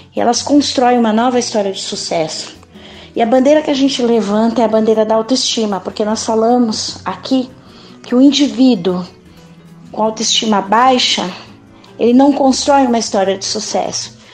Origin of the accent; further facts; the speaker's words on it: São Paulo, Brazil; brasileira, paulistana, uma mulher negra